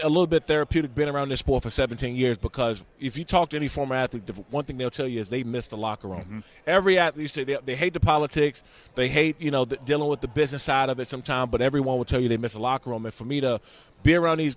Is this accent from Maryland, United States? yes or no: yes; Prince George's County, Maryland, United States; I'm from Prince George's County, Maryland